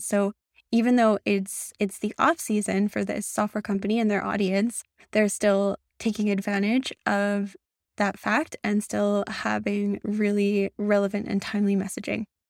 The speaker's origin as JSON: {"language": "English", "country": "Canada", "said": "I'm a Canadian"}